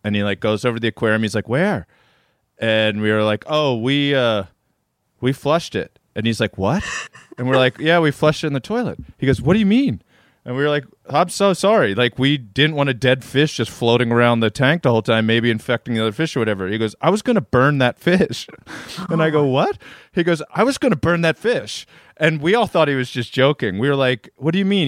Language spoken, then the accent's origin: English; Maryland, United States; hoity-toity kid from Maryland